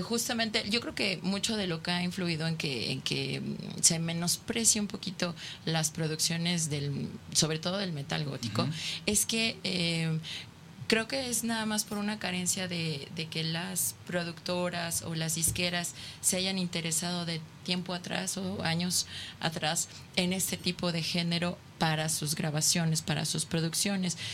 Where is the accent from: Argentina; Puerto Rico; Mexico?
Mexico; somos mexicanos